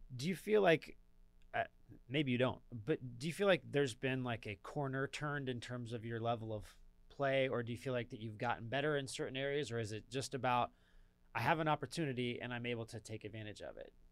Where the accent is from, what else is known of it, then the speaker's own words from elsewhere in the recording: Southern California, United States; now in Atlanta, United States; I'm from Southern California